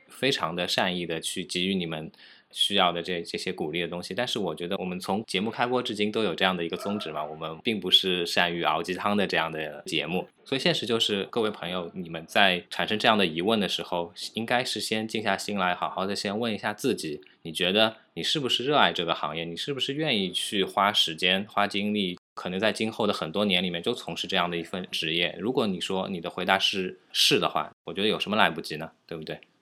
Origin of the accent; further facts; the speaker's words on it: China; 我们中国人